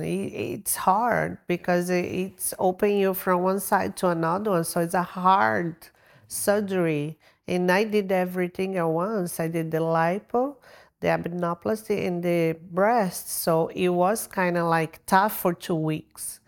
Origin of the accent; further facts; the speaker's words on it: Brazil; moved away; I'm from Brazil